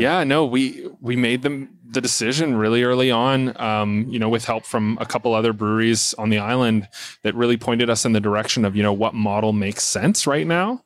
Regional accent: Port Alberni, British Columbia, Canada; moved away as an adult; I wanted to move back to my hometown where I was born and raised

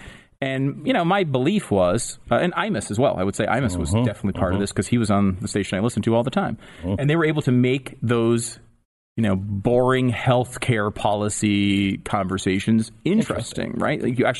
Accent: Connecticut, United States; I mean, I grew up in Connecticut, so I knew you from your morning show at KC101, which is, you know, music station, the big station in my hometown, basically.

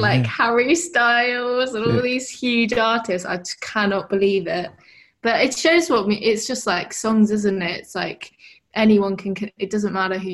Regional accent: Brighton, South East England, United Kingdom; I'm from Brighton.

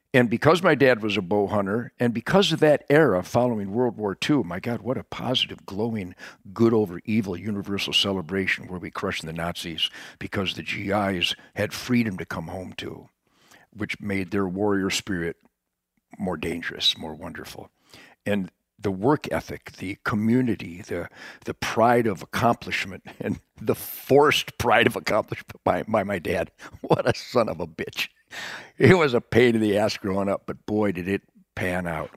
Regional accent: Detroit, Michigan, United States; I was born in Detroit in nineteen forty-eight along the Rouge River in Detroit

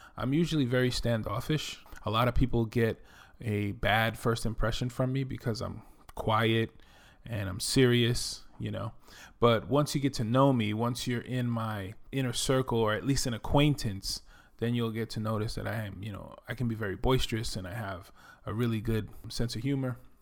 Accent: New York City, New York, United States; accent: New York; moved away as an adult; also born or lived in Dominican Republic; now in Texas, United States; I'm originally from the Bronx, New York. You can probably tell that I'm from New York from my accent

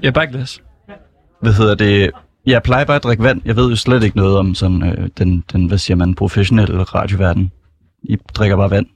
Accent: Copenhagen, Capital Region of Denmark, Denmark; Jeg er fra Sydhavnen, jeg er 24

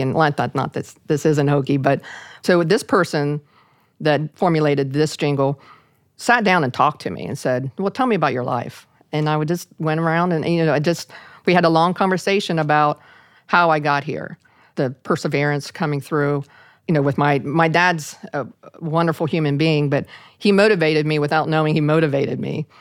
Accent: Parkersburg, West Virginia, United States; in my hometown of, a little town of Parkersburg, West Virginia.

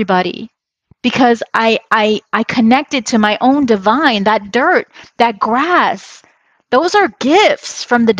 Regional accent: New York City, New York, United States; moved away as an adult; now in Los Angeles, United States; I grew up, I was born in New York City, but I honestly feel like LA has been the place that I really grew up. I came here as a young adult

